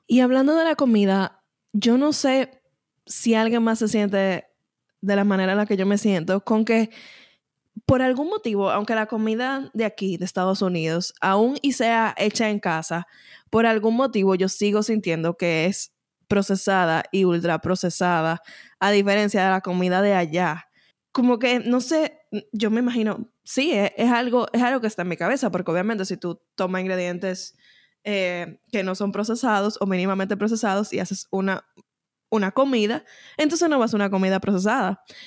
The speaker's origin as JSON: {"language": "Spanish", "country": "Dominican Republic", "moved": "yes", "said": "Yo entiendo que luego de mudarme yo reconozco más que soy dominicana y que gran parte de mí se compone por esos elementos dominicanos que uno tal vez no estaba consciente que, estaban ahí mientras uno estaba en la República Dominicana"}